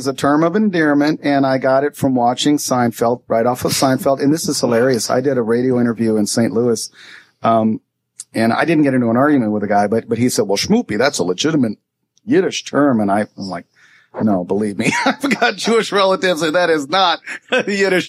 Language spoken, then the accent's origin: English; India; Well, we grew up in India, and but really, some of the music was the same